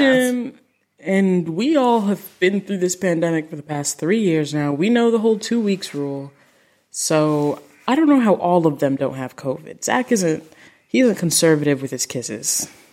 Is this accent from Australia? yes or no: no; Jamaica; I'm Jamaican